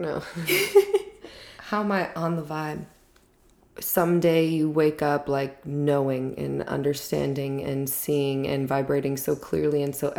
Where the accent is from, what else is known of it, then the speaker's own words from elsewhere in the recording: Texas, United States; also born or lived in Florida; I grew up in Texas / Florida. I got into acting early on.